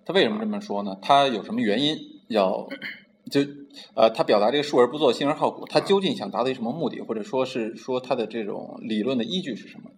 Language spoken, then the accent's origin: Chinese; China; 我们中国人